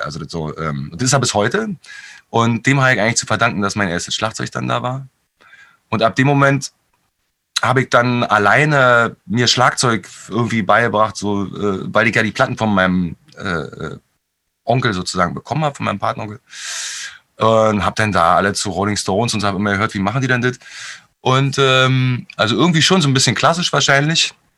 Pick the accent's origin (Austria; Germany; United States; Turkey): Germany; Berlin; ich bin mit meiner Mutter aufgewachsen in Hellersdorf in, einer, in einer, so einer Neubauplatte.